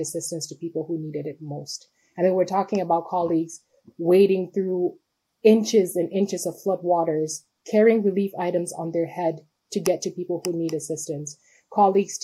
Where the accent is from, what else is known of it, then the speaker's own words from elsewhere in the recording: Cameroon; moved away; also born or lived in Sierra Leone / New York; I was born and raised in Cameroon